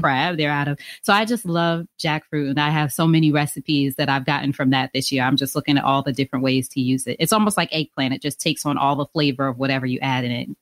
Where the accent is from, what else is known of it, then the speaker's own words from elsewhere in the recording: Long Island, New York, United States; also born or lived in Queens, New York; I'm from New York originally. And, but my immediate family lived in Long Island